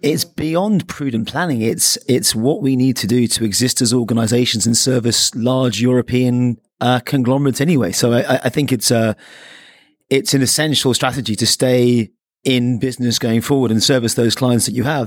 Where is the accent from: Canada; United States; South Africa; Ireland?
Ireland; I'm the Irishman